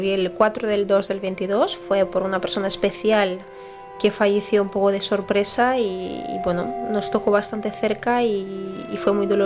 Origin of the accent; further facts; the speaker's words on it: Basque Country, Spain; also born or lived in Brazil; yo digo, yo soy vasca, o sea, yo nací en Brasil y también soy brasileña, pero yo soy vasca.